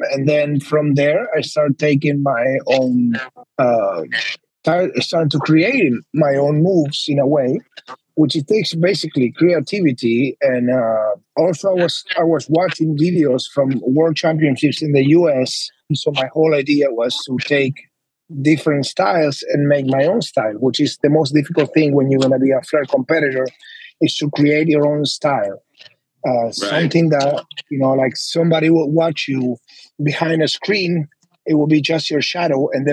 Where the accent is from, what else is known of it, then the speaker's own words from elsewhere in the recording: Buenos Aires, Argentina; moved away as an adult; also born or lived in Las Vegas / Spain; now in Miami, United States; I'm originally from Argentina